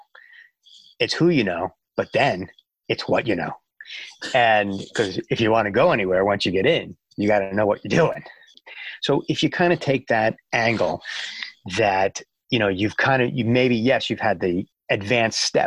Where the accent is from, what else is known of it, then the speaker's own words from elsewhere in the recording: Upper Brookville, New York, United States; moved away as an adult; also born or lived in Fairfield, Connecticut / Atlanta; I'm actually from Long Island, and I grew up on Long Island. I grew up in a town called Upper Brookville, Long Island, and New York